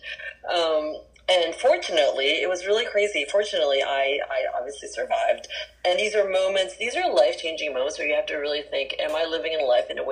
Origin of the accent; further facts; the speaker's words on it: San Francisco, California, United States; also born or lived in Jakarta, Indonesia; I grew up in San Francisco proper, since the age of 7